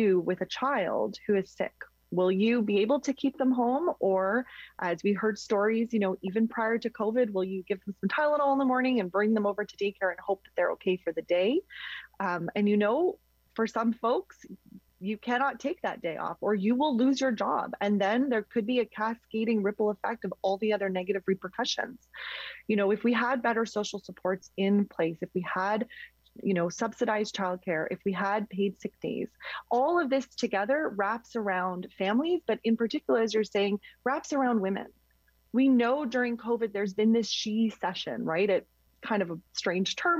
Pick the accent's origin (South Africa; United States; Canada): Canada; Quebec; now in Ontario, Canada; I grew up in Quebec, and so many of my friends are in Quebec